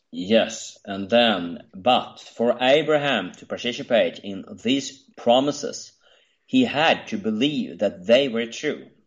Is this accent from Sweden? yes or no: yes; Sweden